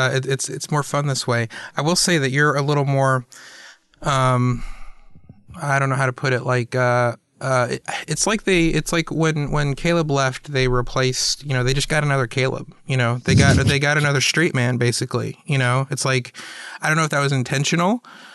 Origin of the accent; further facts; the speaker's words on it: the South, United States; it'll be a memoir about growing up in the South, and it'll be called Sweet Tea and Sweet Jesus.